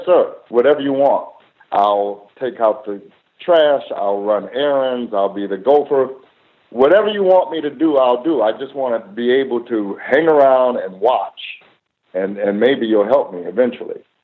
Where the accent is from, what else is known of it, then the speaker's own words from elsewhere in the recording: Cleveland, Ohio, United States; moved away; also born or lived in Pasadena; I grew up in, in the 50s and then in the 60s uh, in Cleveland